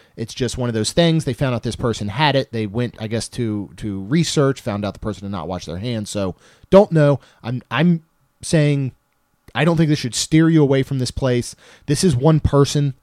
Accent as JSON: {"language": "English", "region": "Maryland", "country": "United States", "tie": "born or raised there", "moved": "yes", "said": "I grew up in Maryland."}